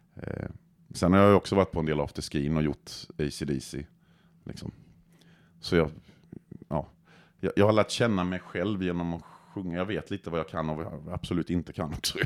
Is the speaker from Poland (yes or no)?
no; Croatia; Swedish is a second language; now in Växjö, Sweden; jag kommer från Kroatien i grund och botten.